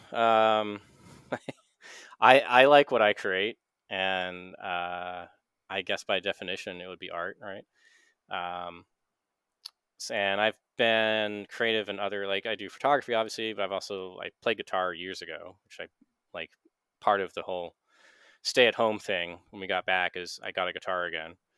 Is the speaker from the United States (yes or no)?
yes; Maine, United States; I'm from Maine. I like Maine